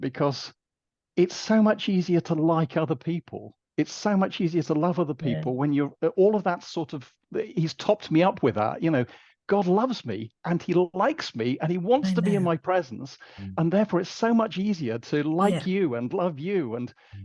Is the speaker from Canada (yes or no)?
no; Yorkshire and the Humber, United Kingdom; now in Wales; I'm a Yorkshireman I'm a Yorkshire exile, and I'm living in Wales.